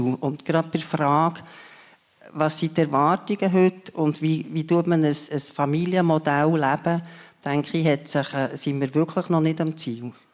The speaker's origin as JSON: {"language": "German", "town": "Biel", "region": "Bern", "country": "Switzerland", "tie": "born or raised there", "said": "Ich bin aufgewachsen in Biel, in einer Uhrenindustriestadt"}